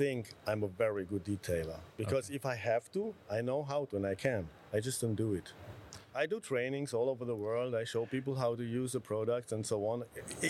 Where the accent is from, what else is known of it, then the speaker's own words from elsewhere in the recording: Romania; I'm from Romania.